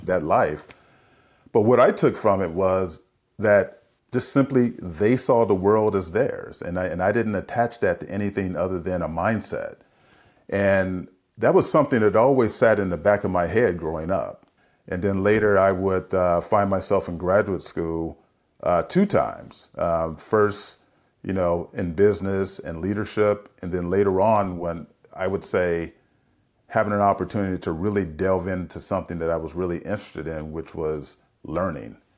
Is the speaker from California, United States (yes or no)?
yes; San Francisco, California, United States; I grew up in San Francisco in the seventies